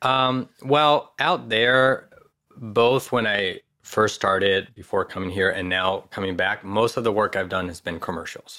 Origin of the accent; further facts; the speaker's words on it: Madrid, Community of Madrid, Spain; moved away as an adult; now in Los Angeles, United States; I was born and raised in Madrid